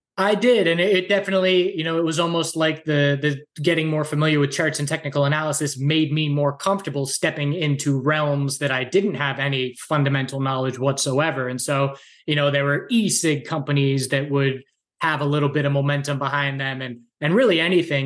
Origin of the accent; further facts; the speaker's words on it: Andover, Massachusetts, United States; moved away as an adult; also born or lived in Wilmington, North Carolina; now in western North Carolina, United States; I grew up in Massachusetts, about a half hour north of Boston in Andover